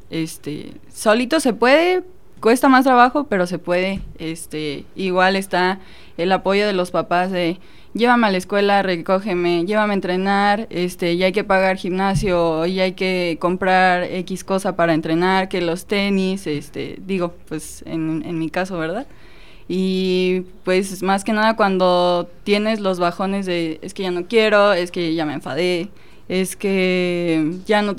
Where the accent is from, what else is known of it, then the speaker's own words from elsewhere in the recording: Cortázar, Guanajuato, Mexico; moved away as an adult; now in Celaya, Mexico; yo soy de Cortázar.